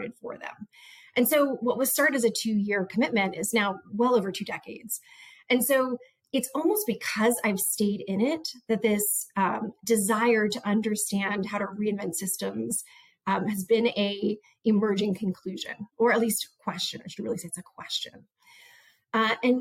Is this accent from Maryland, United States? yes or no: yes; Montgomery, Maryland, United States; moved away as an adult; also born or lived in New Orleans / Compton; my public education that I had received growing up in Montgomery, Maryland